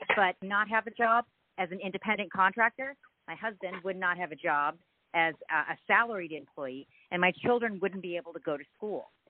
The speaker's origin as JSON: {"language": "English", "region": "California", "country": "United States", "said": "I'm from California"}